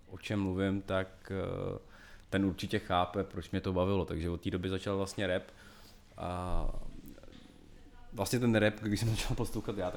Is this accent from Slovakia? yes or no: yes; Slovakia; Já jsem hrozně rád, že jsme byl Slovákem